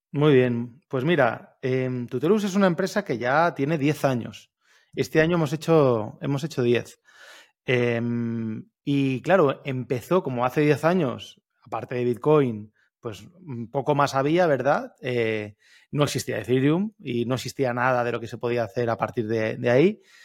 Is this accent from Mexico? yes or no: no; Alicante, Valencian Community, Spain; yo soy de Alicante